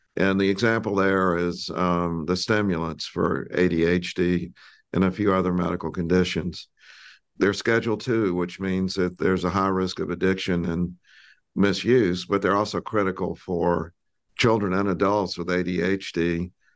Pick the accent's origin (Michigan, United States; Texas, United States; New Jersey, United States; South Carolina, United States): South Carolina, United States; I grew up in South Carolina